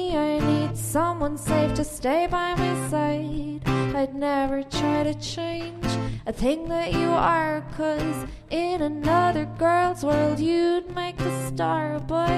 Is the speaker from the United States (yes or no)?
no; Cork, Munster, Ireland; I'm from Cork, singer-songwriter from Cork